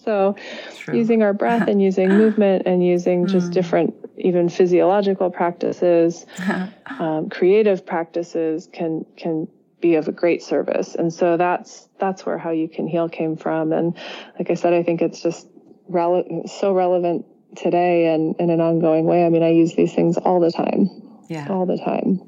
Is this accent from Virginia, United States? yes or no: no; Berkeley, California, United States; moved away as an adult; also born or lived in Italy; I grew up in the San Francisco Bay Area and Berkeley, just across the bay